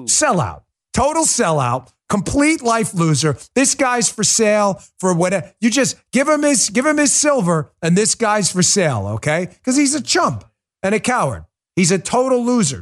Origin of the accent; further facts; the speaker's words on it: New York, United States; I'm from New York